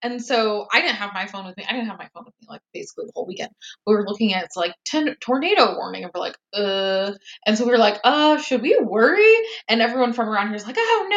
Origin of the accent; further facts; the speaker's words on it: Oregon, United States; We're from Oregon, so we're used to, like, pretty mild weather